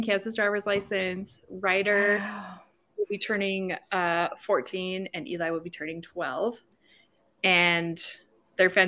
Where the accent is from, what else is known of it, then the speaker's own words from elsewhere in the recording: Montana, United States; born and raised in Montana